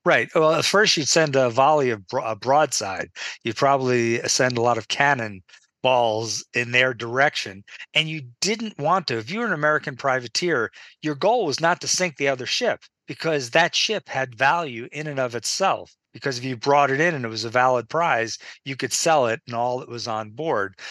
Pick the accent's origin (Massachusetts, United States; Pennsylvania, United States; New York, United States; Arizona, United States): Massachusetts, United States; Marblehead; my hometown in Marblehead, Massachusetts